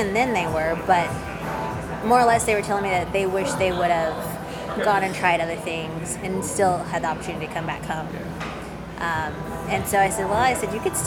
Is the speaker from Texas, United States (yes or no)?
no; Jay, Oklahoma, United States; moved away as an adult; also born or lived in Chicago; where I went to high school at Jay, there's a rural community called Kenwood